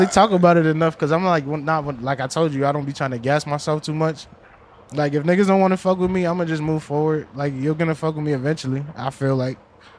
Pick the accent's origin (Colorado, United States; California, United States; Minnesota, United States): Minnesota, United States; I'm from Minnesota.